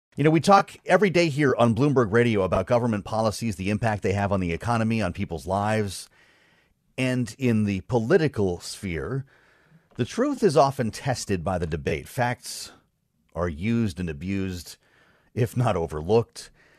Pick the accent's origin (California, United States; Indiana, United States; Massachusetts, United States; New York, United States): Massachusetts, United States; Boston; as you know now, I'm from Boston, and I'm just running on empty today.